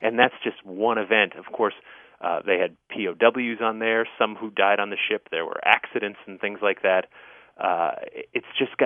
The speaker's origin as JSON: {"language": "English", "town": "Newtown", "region": "Connecticut", "country": "United States", "tie": "born or raised there", "said": "I grew up in Newtown, Connecticut"}